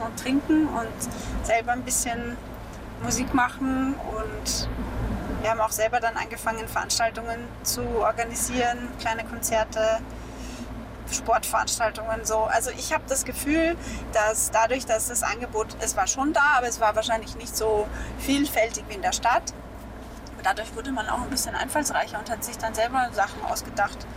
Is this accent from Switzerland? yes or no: no; Mittelburgenland, Austria; moved away as an adult; also born or lived in Vienna; Also ich bin geboren in Wien und als ich so vier, fünf war, haben meine Eltern dann nach einem Haus am Land gesucht und sind dann fündig geworden in einer kleinen Gemeinde im Mittelburgenland. Und da bin ich aufgewachsen